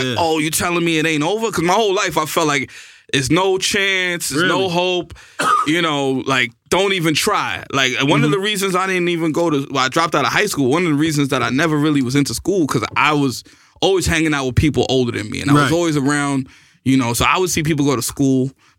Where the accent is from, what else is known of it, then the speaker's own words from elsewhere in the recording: New York City, New York, United States; moved away as an adult; also born or lived in Miami, Florida; I grew up in the Bronx.